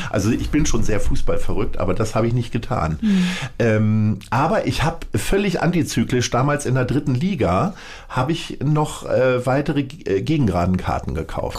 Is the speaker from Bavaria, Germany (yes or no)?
no; Stadthagen, Lower Saxony, Germany; aus Niedersachsen. Mhm. Stolzer Niedersachse